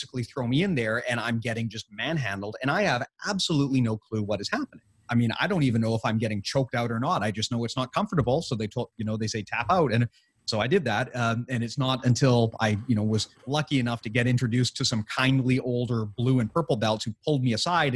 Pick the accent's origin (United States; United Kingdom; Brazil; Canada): Canada; being a Canadian